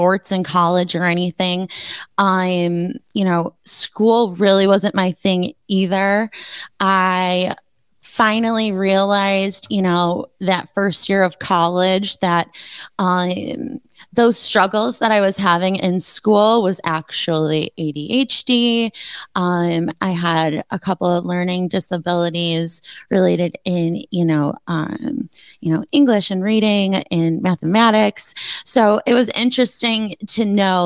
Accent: Buffalo, New York, United States; I grew up in the South Towns, which is, so he was a North Town kid. I was a South Town kid

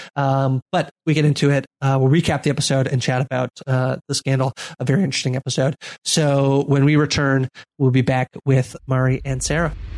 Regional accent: Canada; especially as a Canadian

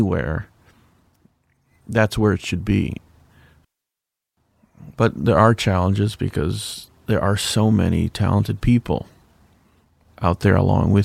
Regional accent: Chicago, Illinois, United States; I'm originally from Chicago

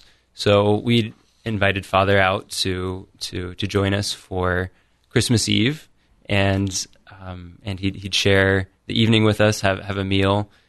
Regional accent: Washington Court House, Ohio, United States; So I grew up right outside of Washington Courthouse. We have corn and soybeans on the farm, and we grew up working on the farm

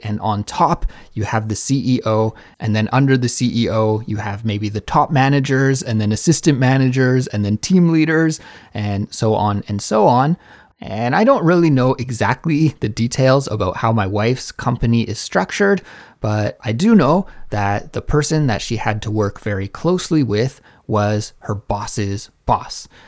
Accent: Canada; now in South Korea; a Canadian living abroad in South Korea

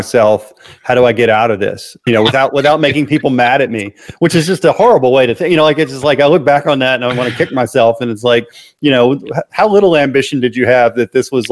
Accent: Memphis, Tennessee, United States; I was born in Memphis, Tennessee, where I still live.

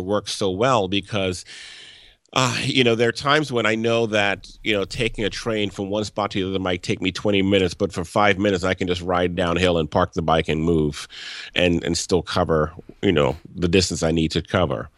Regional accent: Louisiana, United States; moved away as an adult; now in Washington, D.C., United States; I grew up in the South and I th, in Louisiana and I, and I thought I'd left that when I moved up here

